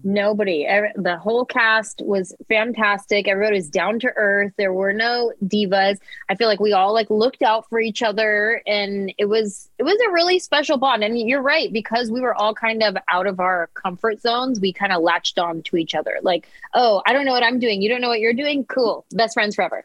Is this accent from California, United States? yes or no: yes; San Jose, California, United States; this little Mexican girl from San Jose who bounced around to a bunch of different high schools